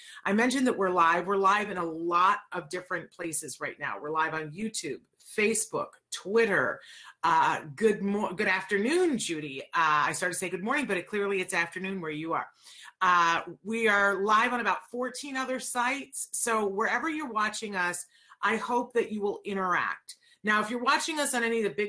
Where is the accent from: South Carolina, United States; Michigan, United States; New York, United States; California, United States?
New York, United States; upstate; I grew up in upstate New York